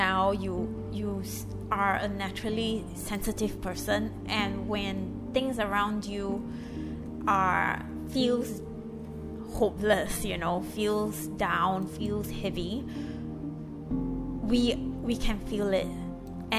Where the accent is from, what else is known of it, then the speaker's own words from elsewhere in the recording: Singapore; moved away as an adult; now in Lebanon; I'm a Singaporean and I live in Lebanon